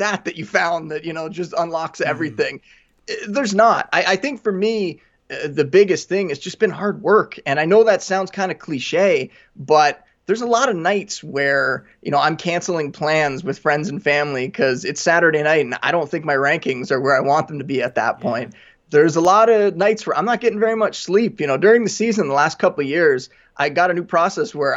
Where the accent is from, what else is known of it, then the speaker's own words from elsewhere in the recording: Niagara Falls, Ontario, Canada; I grew up in a border town in Niagara Falls